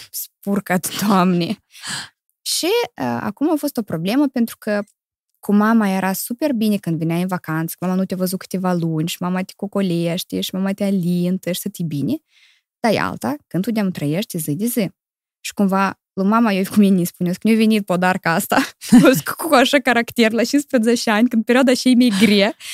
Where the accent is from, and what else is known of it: Chișinău, Moldova; born or raised there; moved away; also born or lived in Criuleni, Moldova / Italy